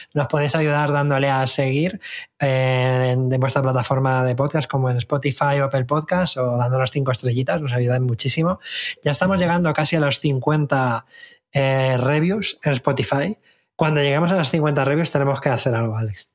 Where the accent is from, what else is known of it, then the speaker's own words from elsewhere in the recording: Spain; para mí como español